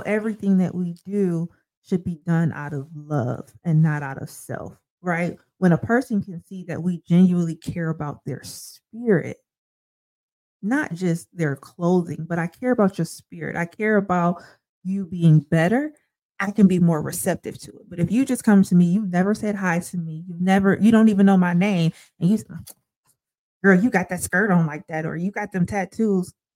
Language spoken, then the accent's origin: English; Sandusky, Ohio, United States; now in Toledo, United States; I grew up in Sandusky, went to the same church all my life